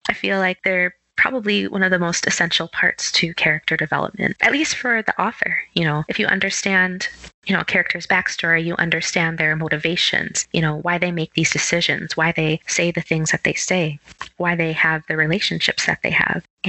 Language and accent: English; Minneapolis, Minnesota, United States; I'm from Minneapolis, Minnesota.